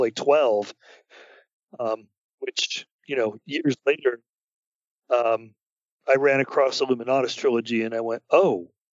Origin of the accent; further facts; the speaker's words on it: United States; I, as an American